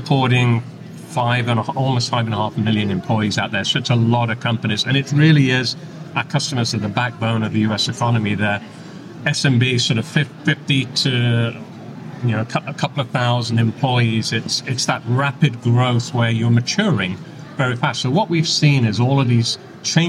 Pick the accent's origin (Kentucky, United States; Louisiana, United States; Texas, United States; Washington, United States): Texas, United States; accent: Texan; as you can tell from my accent, I'm a native Texan